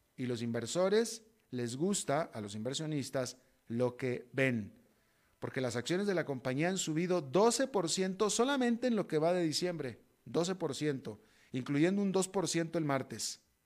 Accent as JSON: {"language": "Spanish", "country": "Mexico", "also_born_or_lived": "United States", "moved": "yes", "said": "soy alguien latinoamericano, sino soy mexicano y estadounidense"}